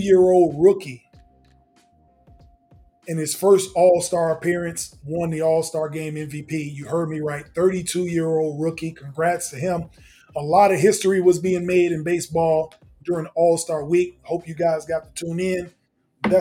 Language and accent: English; United States; as an American